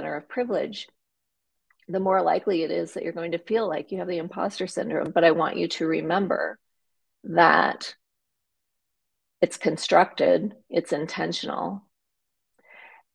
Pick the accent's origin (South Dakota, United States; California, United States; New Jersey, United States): South Dakota, United States; moved away as an adult; also born or lived in Nebraska; I grew up in a very small town in rural South Dakota